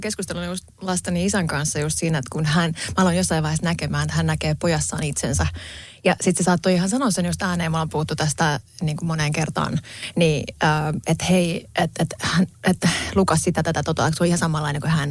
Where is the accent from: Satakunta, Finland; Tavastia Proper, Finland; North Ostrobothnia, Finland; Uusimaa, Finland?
Satakunta, Finland; Pori; moved away as an adult; edelleen mä koen olevani tosi vahvasti porilainen ja sydämeni on siellä